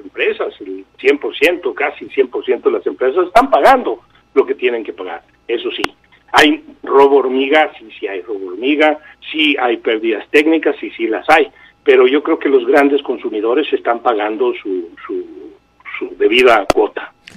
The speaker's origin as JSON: {"language": "Spanish", "country": "Mexico", "said": "nosotros como mexicanos"}